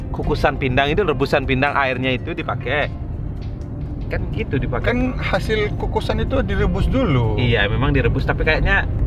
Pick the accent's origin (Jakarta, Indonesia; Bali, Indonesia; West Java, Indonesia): Bali, Indonesia; tapi kalau aku emang sukanya uh, makanan daerah makananku ya daerahku dari Bali